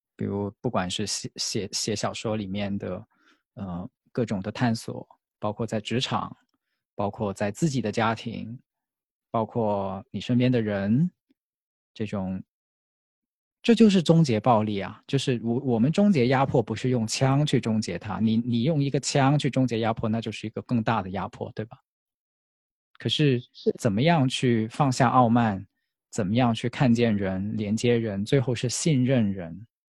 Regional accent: Foshan, Guangdong, China; 因为我来自佛山嘛

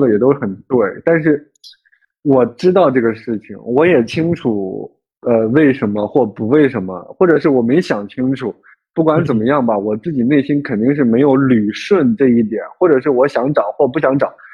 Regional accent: Henan, China; moved away; 河南那边，反正我们老家那边的人

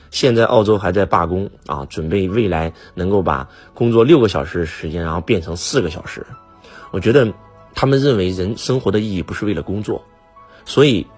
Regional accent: China; 在我们中国，我们所有的中国人都非常非常辛苦，

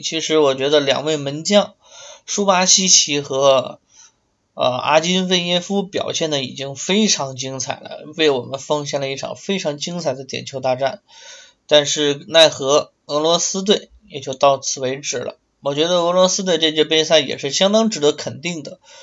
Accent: Liaoning, China; 辽宁队辽小虎那支非常有冲劲儿的辽小虎，就是在我的家乡踢比赛

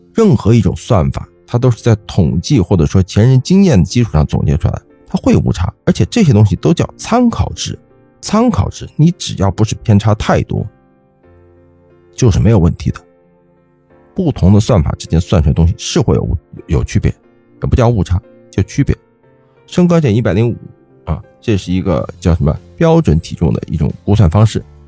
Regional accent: China; 我们中国人

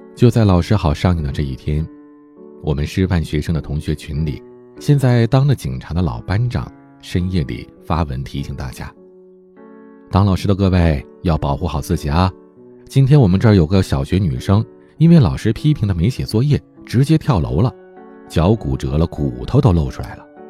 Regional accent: Heilongjiang, China; 我的老家黑龙江，下边齐齐哈尔市的泰兰县

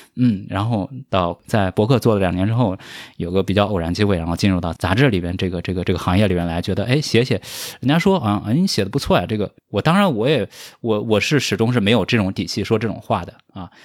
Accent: rural southern China, Anhui, China; moved away; 因为我是一个来自于中国南方这个乡村的少年

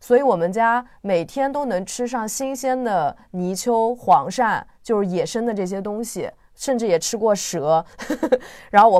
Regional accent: Zhejiang, China; 我自己作为一个浙江人

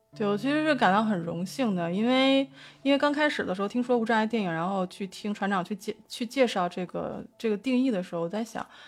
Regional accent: Beijing, China; 我作为一个北京人

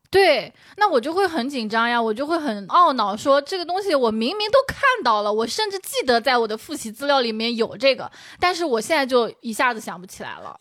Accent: China; 我们中国人一生都在考试

